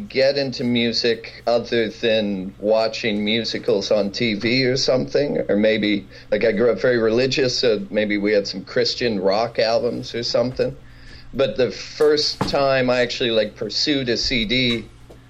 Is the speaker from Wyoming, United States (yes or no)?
yes; Kemmerer, Wyoming, United States; I grew up in Kemmer, Wyoming